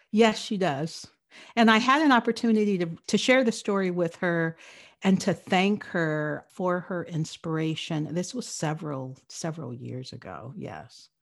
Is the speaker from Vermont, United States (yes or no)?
no; Los Angeles, California, United States; I grew up in Los Angeles